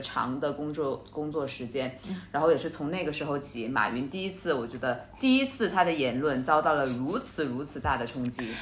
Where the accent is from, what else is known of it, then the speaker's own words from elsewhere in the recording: China; 中国人我们